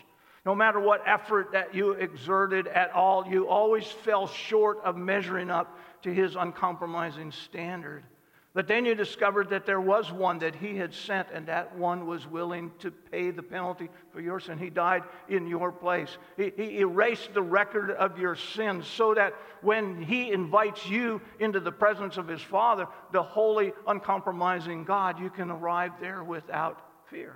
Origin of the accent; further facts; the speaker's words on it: Cozad, Nebraska, United States; also born or lived in South Dakota; we moved from South Dakota to Cozad